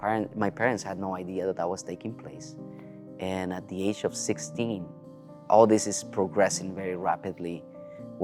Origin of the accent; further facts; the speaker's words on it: Chile; I was born in South America, in Chile, to be more specific